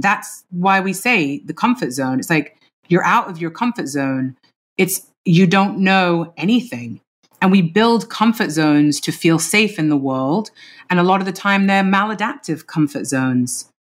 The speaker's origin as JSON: {"language": "English", "region": "London", "country": "United Kingdom", "tie": "born or raised there", "moved": "yes", "said": "teenage years of my life growing up in London in the nineties."}